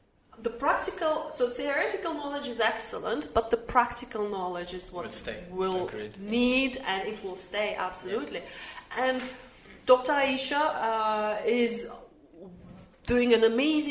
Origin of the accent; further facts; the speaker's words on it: Australia; also born or lived in United Arab Emirates; now in Dubai, United Arab Emirates; I look at my own country, Australia